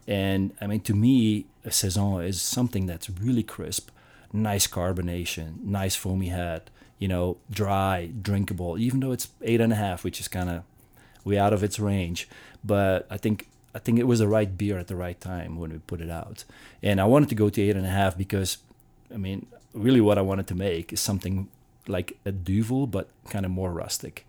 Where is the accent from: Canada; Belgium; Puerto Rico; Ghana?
Belgium; moved away; I'm from Belgium.